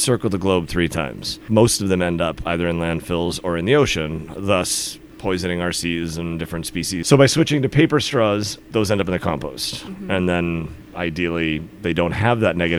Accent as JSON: {"language": "English", "town": "New York City", "region": "New York", "country": "United States", "also_born_or_lived": "Nantucket / Finland", "moved": "as an adult", "said": "I'm from the New York City area originally"}